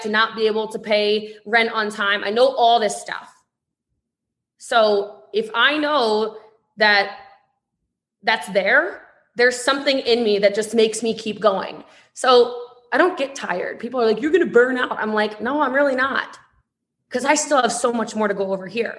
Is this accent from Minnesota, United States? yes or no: no; Maryland, United States; I'm from Maryland